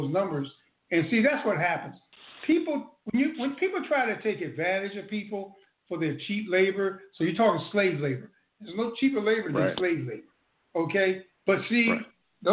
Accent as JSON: {"language": "English", "region": "North Carolina", "country": "United States", "tie": "born or raised there", "moved": "yes", "said": "I was born in North Carolina"}